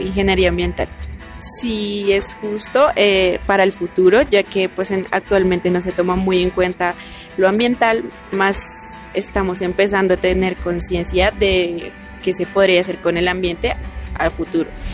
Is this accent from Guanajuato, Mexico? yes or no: yes; Guanajuato, Mexico; soy de la ciudad de Guanajuato, Guanajuato